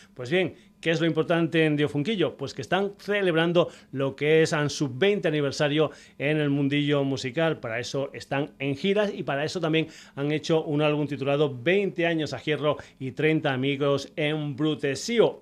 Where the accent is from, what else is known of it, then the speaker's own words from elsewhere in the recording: Mérida, Extremadura, Spain; en mi tierra, concretamente en Mérida